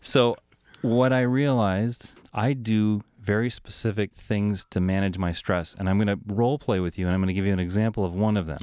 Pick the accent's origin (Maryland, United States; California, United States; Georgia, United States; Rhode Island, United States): Rhode Island, United States; moved away; I'm from Rhode Island